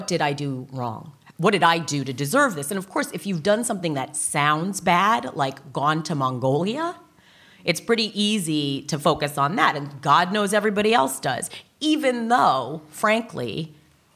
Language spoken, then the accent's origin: English; United States; I'm American. I mean, I'm from that culture.